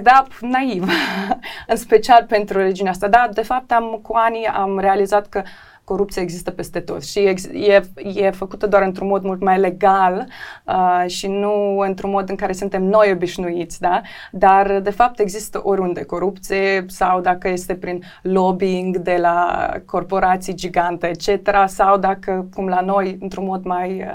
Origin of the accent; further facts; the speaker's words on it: Chișinău, Moldova; also born or lived in London; sunt din Chișinău